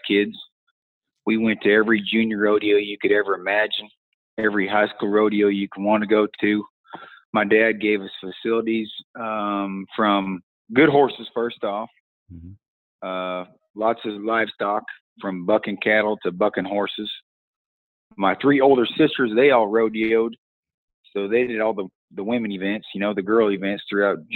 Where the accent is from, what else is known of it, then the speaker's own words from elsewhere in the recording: St. Paul, Oregon, United States; moved away as an adult; now in Henrietta, Texas, United States; growing up around the St. Paul rodeo